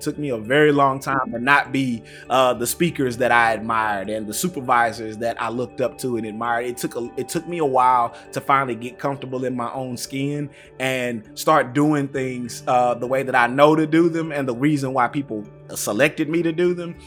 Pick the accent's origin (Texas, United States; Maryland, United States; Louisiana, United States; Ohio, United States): Texas, United States; Tyler; I grew up in East Texas. Uh, shout out to Tyler